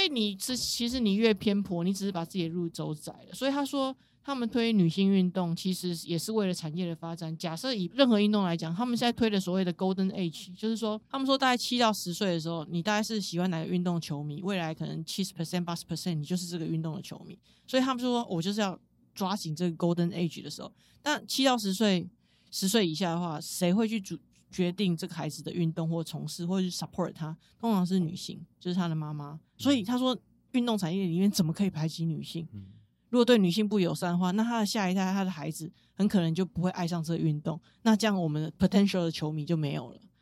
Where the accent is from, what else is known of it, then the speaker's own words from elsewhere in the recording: Taiwan; 我是从台湾来的